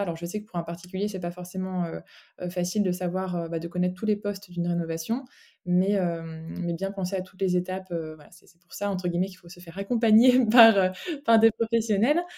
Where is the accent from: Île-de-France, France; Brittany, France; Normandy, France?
Brittany, France; moved away as an adult; now in Brussels, Belgium; je suis bretonne, euh, bretonne d'origine